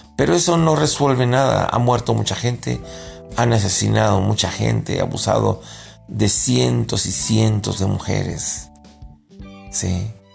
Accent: Mexico; Yo como mexicano

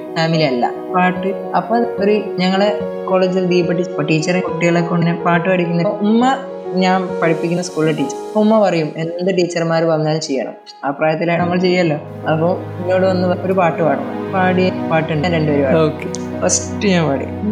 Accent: Thamarassery, Kerala, India; എൻ്റെ വീട് കാലിക്കറ്റ് താമരശ്ശേരിയാണ്

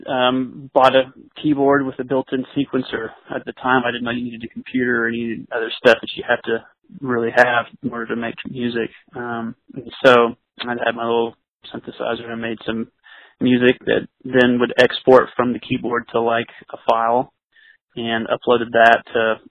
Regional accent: East Texas, United States; I'm originally from East Texas, so the closest major city where I was from is Dallas

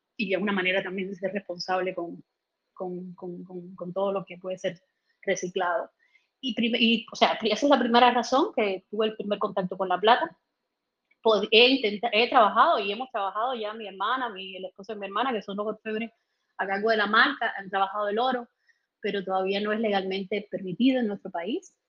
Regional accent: Holguín, Cuba; moved away; also born or lived in Havana; nací en Holguín, no sé si lo había dicho, no soy de La Habana

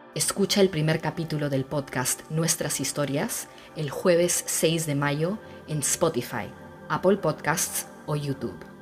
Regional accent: Peru; somos los peruanos

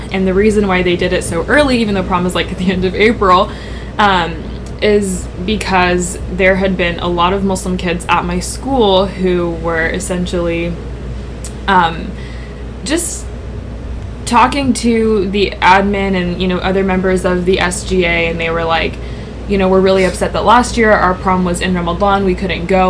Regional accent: United States; we're all pretty much born and raised in America

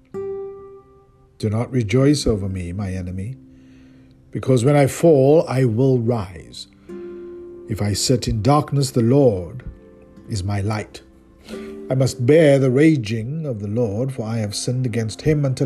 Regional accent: South Africa; moved away; my home country, South Africa

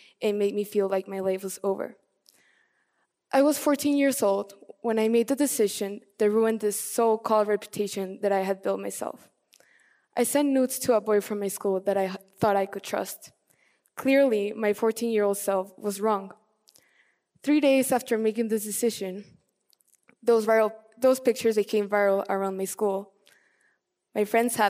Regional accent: Mexico City, Mexico; As a little girl, growing up in Mexico City

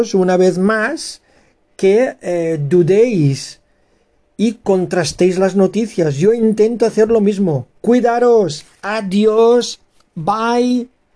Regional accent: Spain; españoles eh, y ciudadanos tolerantes, abiertos, que queremos una España unida y amigable

